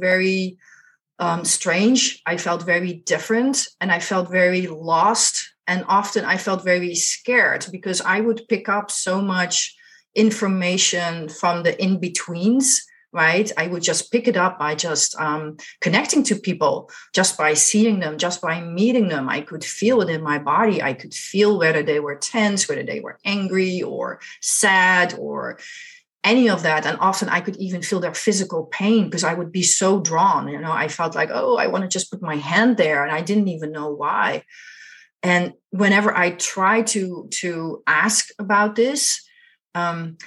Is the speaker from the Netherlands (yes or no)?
yes; Netherlands; I grew up in Holland, the Netherlands